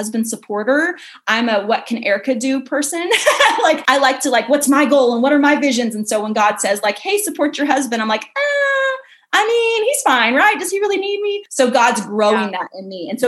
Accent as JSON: {"language": "English", "town": "Kansas City", "region": "Missouri", "country": "United States", "moved": "as an adult", "lives_now": "Texas, United States", "said": "I'm from Kansas City."}